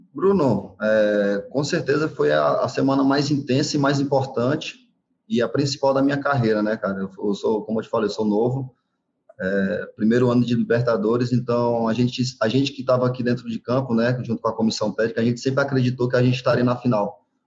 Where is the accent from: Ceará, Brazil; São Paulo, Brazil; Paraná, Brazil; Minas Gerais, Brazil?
Ceará, Brazil; Fortaleza; moved away; eu fui para Fortaleza, na minha cidade natal